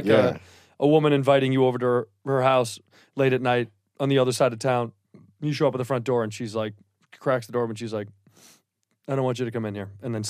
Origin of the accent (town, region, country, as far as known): Chicago, Illinois, United States